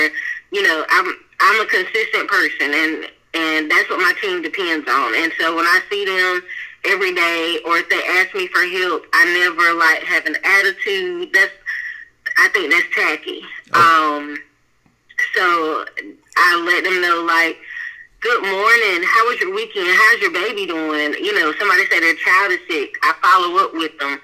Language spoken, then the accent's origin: English; Wilson, North Carolina, United States; I am from Wilson, did not go to college